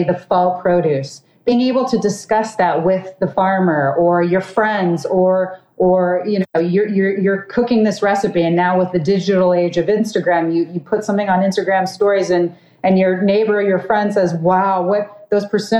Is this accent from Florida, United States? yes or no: no; Los Angeles, California, United States; I'm from Los Angeles, I've also worked with production studios